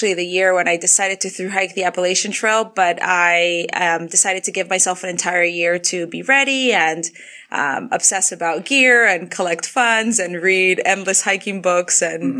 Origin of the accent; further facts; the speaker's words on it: Argentina; also born or lived in Canada; now in Atlanta, United States; I am 31 years old. I live in Atlanta, but I'm originally from Argentina and Canada.